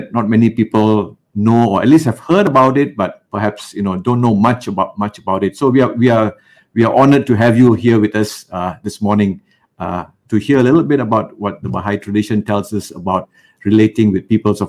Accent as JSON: {"language": "English", "country": "Malaysia"}